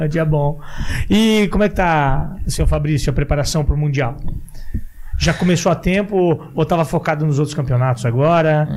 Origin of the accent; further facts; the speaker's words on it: Santa Catarina, Brazil; eu sou de Santa Catarina